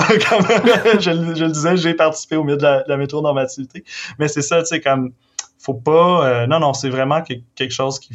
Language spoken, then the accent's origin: French; Victoriaville, Quebec, Canada; j'ai grandi à Victo